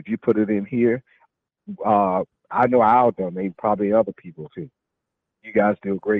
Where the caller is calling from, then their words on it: Jacksonville, Florida, United States; from Jacksonville.